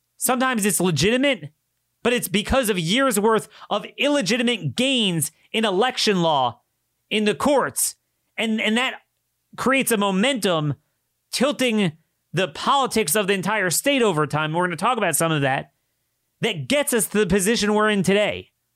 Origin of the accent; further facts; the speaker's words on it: Maryland, United States; I'm, I come from Maryland